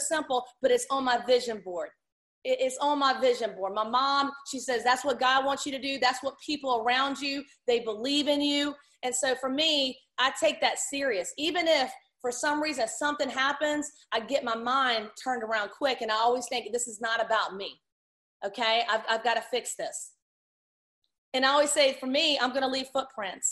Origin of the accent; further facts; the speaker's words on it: Virginia, United States; I'm from Virginia.